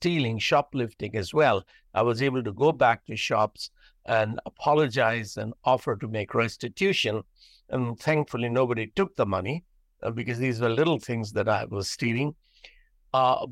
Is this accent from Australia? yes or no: no; India; I'm from India